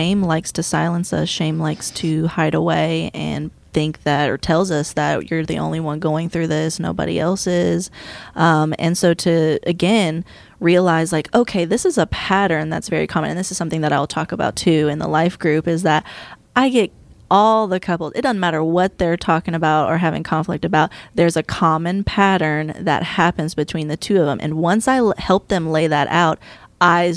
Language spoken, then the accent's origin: English; the South, United States; growing up in the South